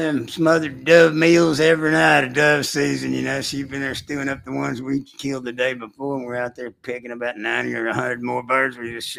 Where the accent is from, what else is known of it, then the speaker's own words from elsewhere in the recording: Arlington, Texas, United States; And I grew up in Arlington.